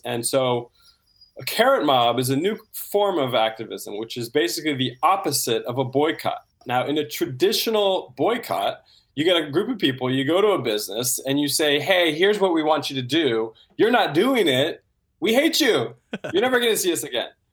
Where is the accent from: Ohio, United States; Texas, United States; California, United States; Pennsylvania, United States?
California, United States; Santa Rosa; Yeah, so I grew up in Santa Rosa, California, in the wine country